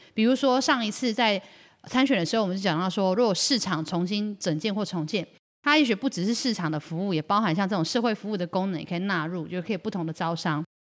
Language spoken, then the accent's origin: Chinese; Luodong, Yilan County, Taiwan; 从小在罗龙长大，我们也都会来开源市场买菜